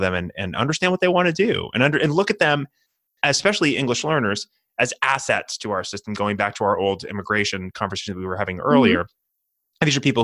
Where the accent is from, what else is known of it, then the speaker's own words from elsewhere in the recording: New Hampshire, United States; my home state of New Hampshire